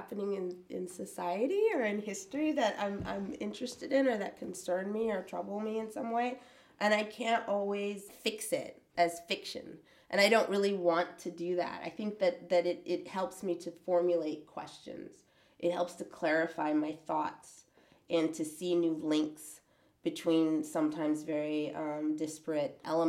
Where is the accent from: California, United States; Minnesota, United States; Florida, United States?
California, United States; Oakland; also born or lived in Virgin Islands / New York; So, and you know, and I grew up in partially in Oakland and then in the Virgin Islands and then in upstate or in New York.